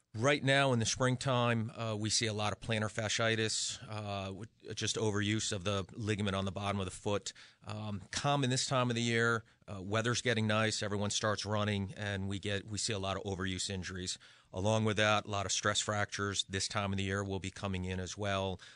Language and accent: English; Western Massachusetts, United States; now in Connecticut, United States; I'm originally from Western Mass. So for me, this is coming home